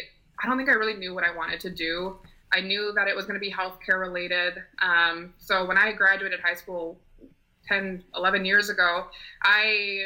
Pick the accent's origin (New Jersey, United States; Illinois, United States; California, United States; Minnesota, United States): Minnesota, United States; St. Paul; moved away as an adult; also born or lived in Potsdam, New York; I'm originally from St. Paul, Minnesota.